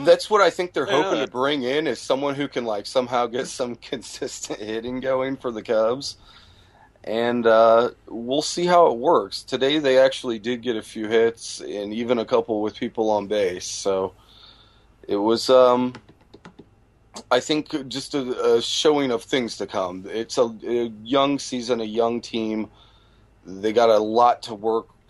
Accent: Midwest, United States; born and raised in the Midwest

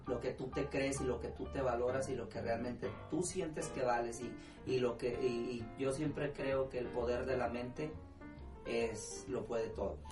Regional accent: Lázaro Cárdenas, Michoacán, Mexico; moved away as an adult; now in Houston, United States; soy de las Cárdenas, Michoacán

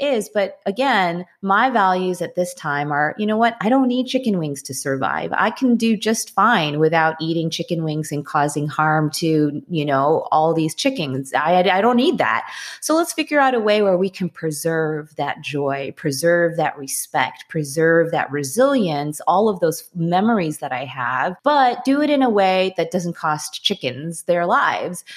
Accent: Wilmette, Illinois, United States; also born or lived in Winnetka, Illinois; I grew up in Wilmette, so in that area, and I went to high school in Winnetka.

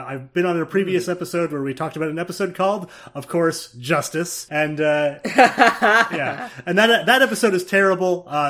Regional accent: East Coast, United States; I'm a fast talker. I come from the East Coast.

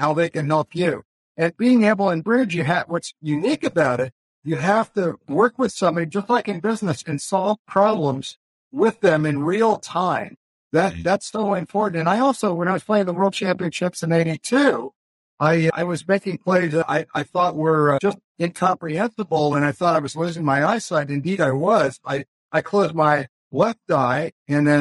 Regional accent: Los Angeles, California, United States; also born or lived in Hayward, California; I actually grew up in Los Angeles

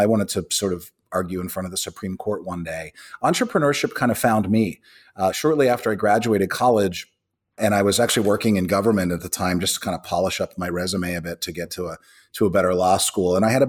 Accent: Pittsburgh, Pennsylvania, United States; I grew up in Pittsburgh, a little east of Pittsburgh, actually a little more in the woods. I'm kind of 50% redneck, as I like to say, sort of grew up in the hills of Appalachia

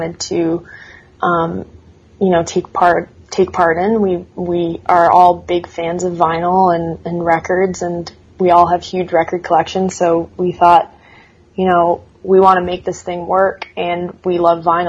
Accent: Canada; being Canadian

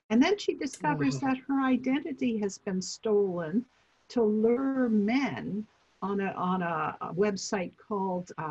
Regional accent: Vancouver, British Columbia, Canada; I'm from Vancouver.

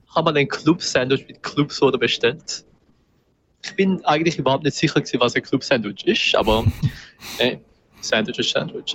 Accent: Winterthur, Zurich, Switzerland; ich bin auch selber Zürcher. Also ich bin Winterthur

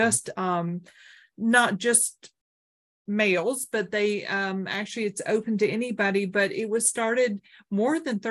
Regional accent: Oak Ridge, Tennessee, United States; I grew up in Oak Ridge

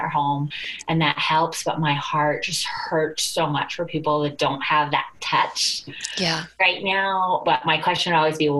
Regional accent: United States; we're from the United States

